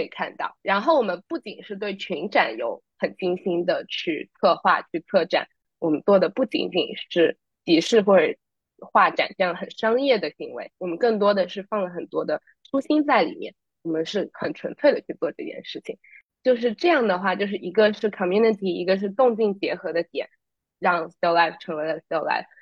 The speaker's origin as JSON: {"language": "Chinese", "country": "China", "tie": "born or raised there", "moved": "as an adult", "lives_now": "New York, United States", "said": "我作为一个真的土生土长的中国人，我在国内一直待到高中毕业才出来读书呢"}